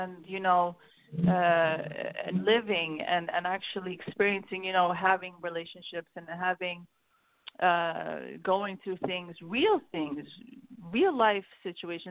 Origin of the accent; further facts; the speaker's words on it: New York, United States; also born or lived in Sweden; I grew up in New York. I was born in Sweden, and I moved out of here. My parents moved to New York when I was five, and I grew up in New York most of my life.